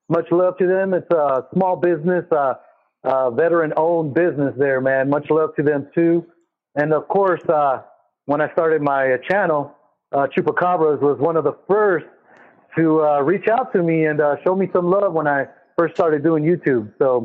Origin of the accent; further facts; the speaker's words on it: California, United States; now in Dallas, United States; So I was born in Dallas, Texas, right up Parkland Hospital. And when I was 5 years old, I moved to California.